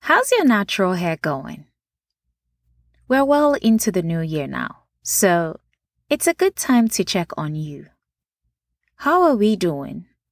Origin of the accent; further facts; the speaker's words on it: Nigeria; now in United States; Nachi, for those that don't know, is how we refer to natural hair growing up in Nigeria.